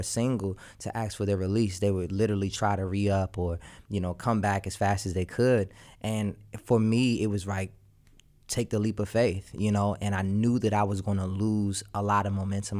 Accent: Washington, District of Columbia, United States; I'm from Washington, D C

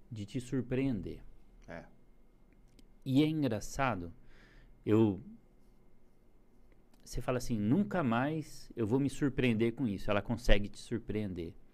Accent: Presidente Prudente, São Paulo, Brazil; moved away as an adult; now in Indaiatuba, Brazil; Presidente Prudente. Nascido e criado lá. Mudei para Indaiatuba agora em junho. Mas eu sempre trabalhei em São Paulo, né? Nunca morei, mas sempre trabalhei.

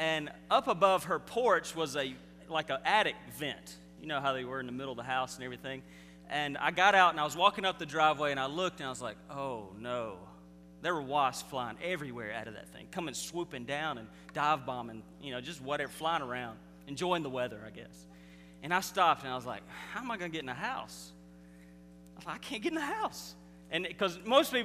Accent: Mississippi, United States; I'm from Mississippi, and we don't say anything right

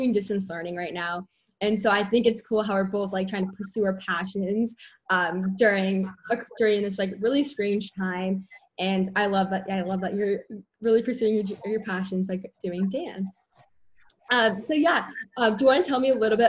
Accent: San Diego, California, United States; I grew up in San Diego, obviously. I still live here.

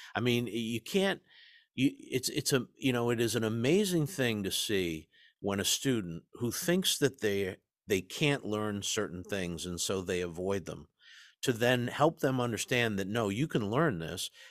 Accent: East Coast, United States; I grew up in the East Coast, in the shadow of the Ivy League

